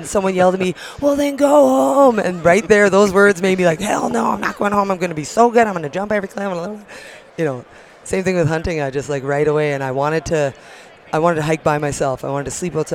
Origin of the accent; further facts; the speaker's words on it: Steinbach, Manitoba, Canada; now in Fernie, Canada; I was born and raised in Manitoba